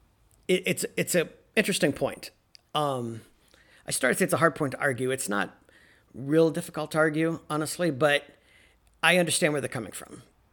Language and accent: English; North Carolina, United States; born there; I want to say that I'm a Southerner in some degrees. I was born in North Carolina, which was a Confederate state.